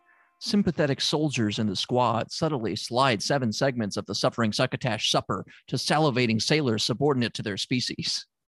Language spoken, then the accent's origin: English; Memphis, Tennessee, United States; I'm from Memphis, Tennessee. I'm a good old Southern boy.